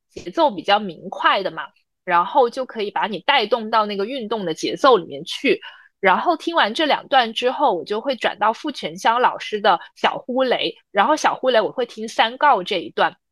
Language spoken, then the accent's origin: Chinese; Guangzhou, Guangdong, China; 我是来自广州的